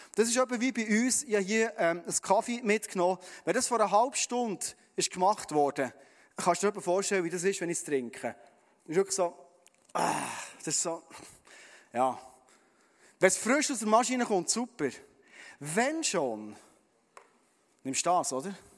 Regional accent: Bernese Oberland, Switzerland; wir Berner Oberländer

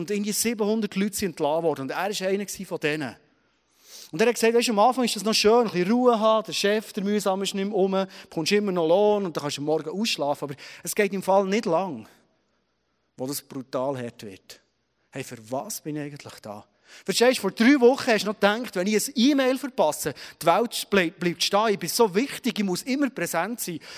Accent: Switzerland; Wir wollen produktiv sein. Das ist tief für uns, vor allem als Schweizerin, oder?

